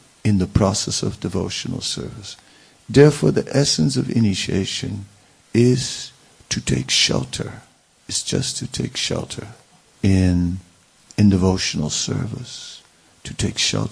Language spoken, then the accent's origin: English; Vrindavan, Uttar Pradesh, India; we grew up together in Vrindavan